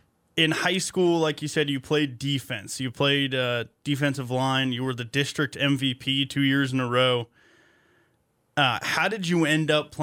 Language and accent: English; Texas, United States; now in Alabama, United States; I'm also from Texas.